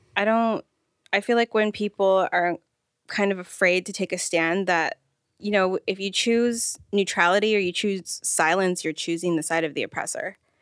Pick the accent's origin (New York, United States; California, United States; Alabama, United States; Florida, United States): California, United States; Rancho Cucamonga; also born or lived in Los Angeles / Pomona; I'm from Rancho Cucamonga. I'm originally from L A, but we moved out there